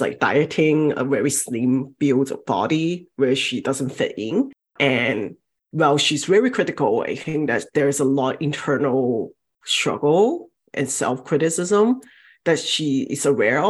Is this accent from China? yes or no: yes; southern China, China; moved away; Growing up, I'm from Southern China, and especially from that part of China